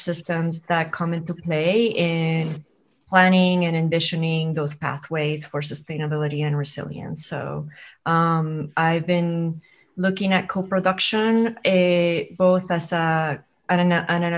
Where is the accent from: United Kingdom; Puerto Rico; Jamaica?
Puerto Rico; San Juan; also born or lived in Flagstaff, Arizona; I am originally from San Juan, from Puerto Rico, but I am zooming in from Flagstaff, Arizona.